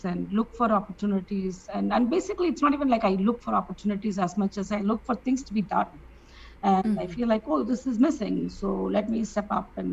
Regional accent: India; I grew up in India

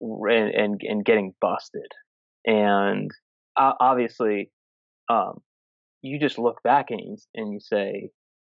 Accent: Massachusetts, United States; I'm from Massachusetts

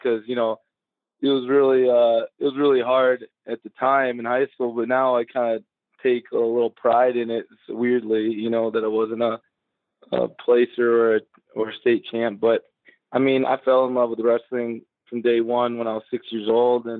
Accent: Chicago, Illinois, United States; the Chicago flag. That's where I'm from

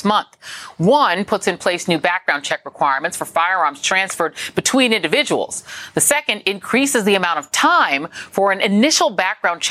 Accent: Colorado, United States; moved away; I grew up in Colorado

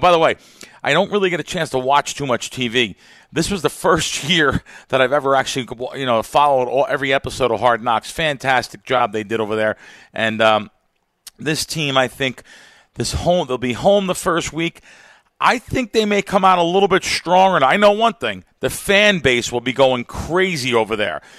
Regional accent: East Coast, United States; where I grew up on the East Coast, it was a rite of passage to gamble.

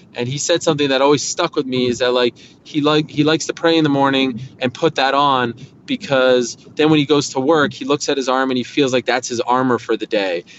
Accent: Montreal, Quebec, Canada; moved away as an adult; also born or lived in Syracuse; I grew up at I grew up in Montreal

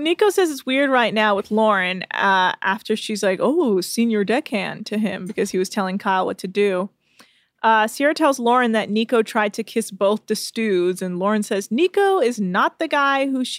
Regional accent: England, United Kingdom; And I'm also from England, which I thought was really funny.

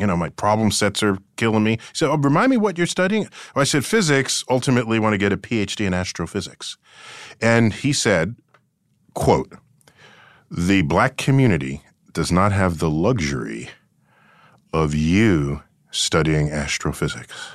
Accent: New York City, New York, United States; I grew up in the Bronx

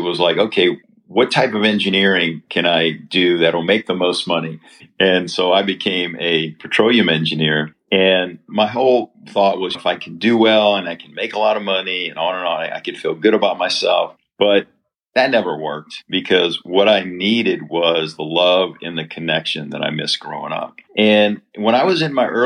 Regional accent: New Orleans, Louisiana, United States; I grew up in New Orleans, Louisiana

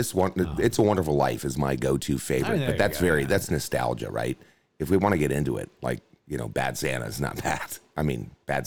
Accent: Canada; growing up in Canada

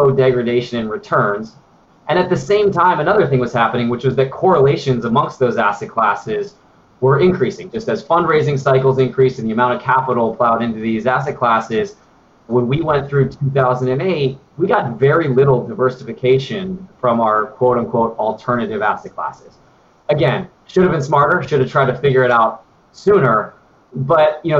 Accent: Denver, Colorado, United States; moved away; also born or lived in New York / Menlo Park / Washington, District of Columbia, United States; grew up in Denver, very mountainous state

